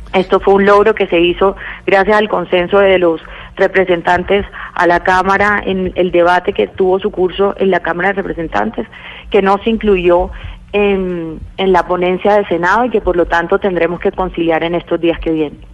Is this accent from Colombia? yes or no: yes; Colombia; A nosotros como colombianos